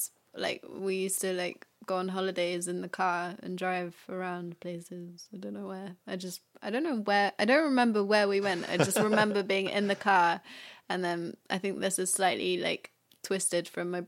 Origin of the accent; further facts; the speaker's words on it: Winchester, South East England, United Kingdom; also born or lived in London, United Kingdom / Paris, France; well, I grew up in Paris until I was 10, then I moved to Winchester.